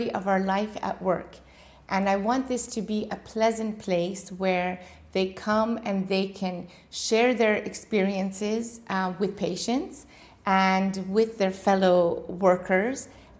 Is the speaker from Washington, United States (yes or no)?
yes; Washington, United States; moved away as an adult; also born or lived in Iran / California; now in Dubai, United Arab Emirates; Originally born in Iran, and when the revolution came, we left for the States, and I grew up in Washington, state of Washington